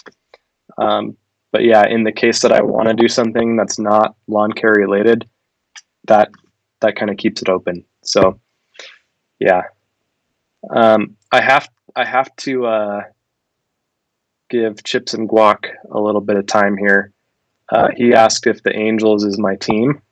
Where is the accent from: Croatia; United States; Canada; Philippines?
United States; California; I was born in California